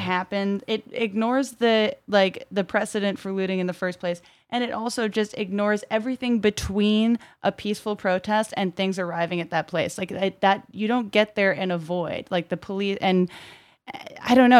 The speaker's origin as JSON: {"language": "English", "town": "Brockton", "region": "Massachusetts", "country": "United States", "tie": "born or raised there", "moved": "yes"}